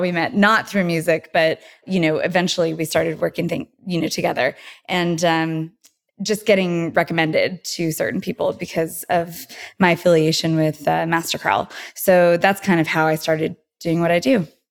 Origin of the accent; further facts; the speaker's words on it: Porterville, California, United States; moved away as an adult; now in Los Angeles, United States; I'm originally from Central California, a town called Porterville.